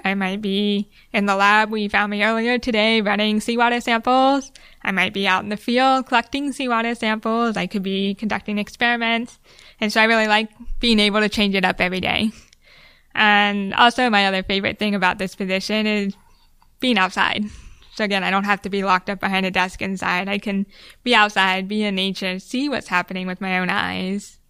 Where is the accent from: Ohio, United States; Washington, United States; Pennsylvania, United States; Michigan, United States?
Ohio, United States; moved away as an adult; also born or lived in Hawaii / Bermuda; now in Key West, United States; I grew up in the Midwest